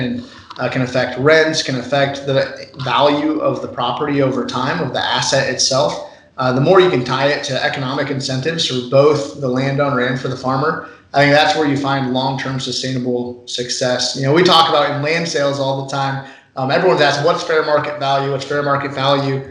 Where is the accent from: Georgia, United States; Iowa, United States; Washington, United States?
Iowa, United States; Northwest; I'm from Northwest Iowa, my family has a dairy farm. We've been milking cows for 5 generations